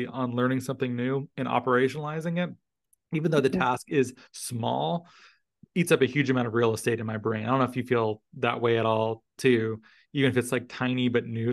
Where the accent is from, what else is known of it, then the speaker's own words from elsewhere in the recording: Arizona, United States; moved away; I'm from Arizona originally.